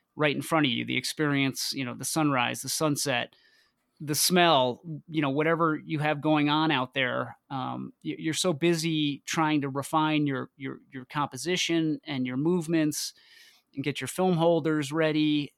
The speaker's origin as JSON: {"language": "English", "region": "north of New York City", "country": "United States", "tie": "born or raised there", "moved": "as an adult", "lives_now": "Boulder, United States", "said": "I moved out to Boulder from from New York. Uh, I grew up just north of the city"}